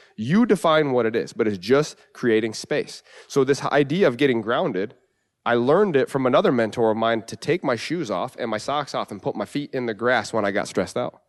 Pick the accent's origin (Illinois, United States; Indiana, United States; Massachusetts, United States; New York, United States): New York, United States; And it's home. Uh, you know, my, my hometown